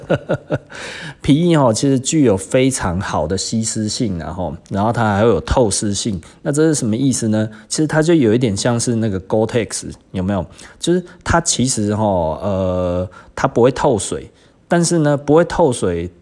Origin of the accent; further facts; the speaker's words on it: Taiwan; 我们台湾人其实就是 model 身材